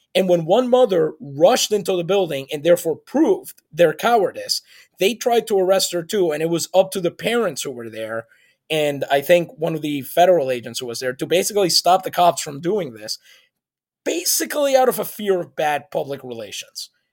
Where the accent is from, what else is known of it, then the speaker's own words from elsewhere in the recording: San Juan, Puerto Rico; English is a second language; I grew up in San Juan, Puerto Rico